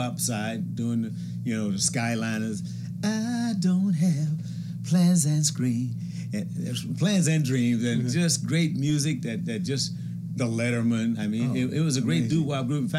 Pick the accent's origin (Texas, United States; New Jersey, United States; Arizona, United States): Texas, United States; Houston; moved away; also born or lived in Port Arthur, Texas / Oakland, California; they moved from Port Arthur to Houston, and we grew up in Houston